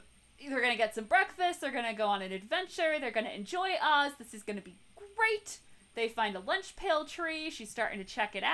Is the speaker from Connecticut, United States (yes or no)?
yes; Connecticut, United States; growing up in New England. I mean, especially Connecticut